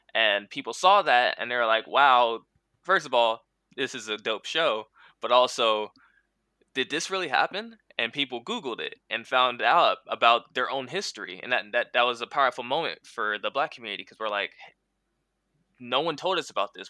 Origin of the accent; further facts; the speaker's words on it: San Diego, California, United States; moved away; also born or lived in Louisiana; I'm from San Diego